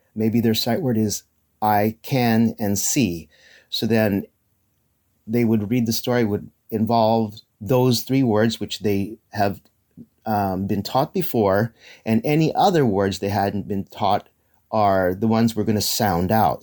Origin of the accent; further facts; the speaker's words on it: Philippines; we're Filipino, and they refer to me as Ninong